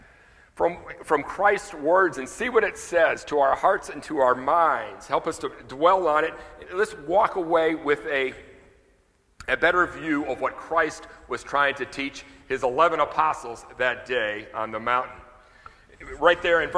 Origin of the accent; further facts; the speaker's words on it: the North, United States; moved away as an adult; now in South Louisiana, United States; I was raised in the North